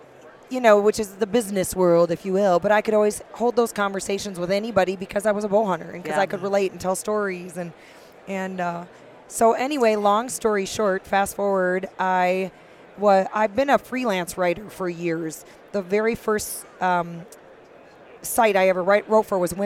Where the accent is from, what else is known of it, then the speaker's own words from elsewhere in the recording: Fort Atkinson, Wisconsin, United States; accent: upper Midwest; also born or lived in Montana; now in Bitterroot Valley, Montana, United States; I'm a cheesehead and proud of it. I am from Fort Atkinson, Wisconsin. It's right in between Madison and Milwaukee